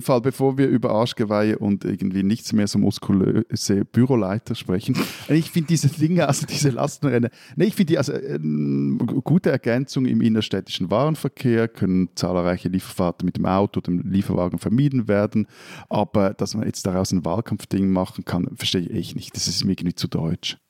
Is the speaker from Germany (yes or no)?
no; Switzerland